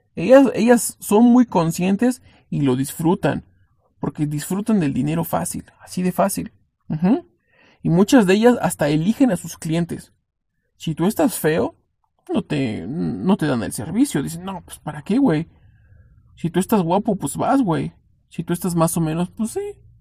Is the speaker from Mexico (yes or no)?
yes; Mexico; si somos mexicanos